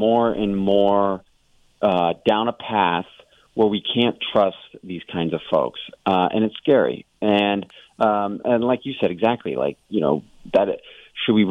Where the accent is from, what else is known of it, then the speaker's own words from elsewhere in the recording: Phoenix, Arizona, United States; I grew up in Phoenix